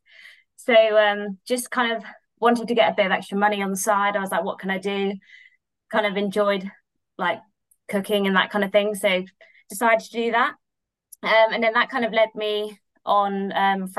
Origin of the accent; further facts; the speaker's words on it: Oxfordshire, South East England, United Kingdom; I grew up in Oxfordshire